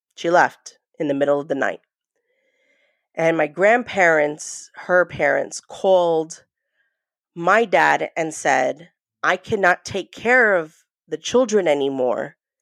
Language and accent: English; New York, United States; also born or lived in New Jersey; I was born in New Jersey, but raised in New York